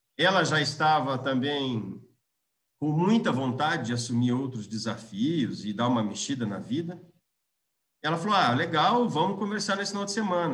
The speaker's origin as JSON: {"language": "Portuguese", "town": "Londrina", "region": "Paraná", "country": "Brazil", "also_born_or_lived": "Natal", "moved": "yes", "lives_now": "Curitiba, Brazil", "said": "eu sou londrinense, tenho 42 anos"}